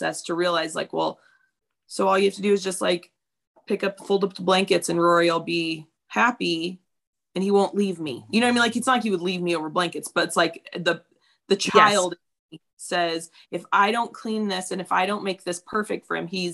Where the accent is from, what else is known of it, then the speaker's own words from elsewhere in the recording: Apple Valley, California, United States; We grew up in Apple Valley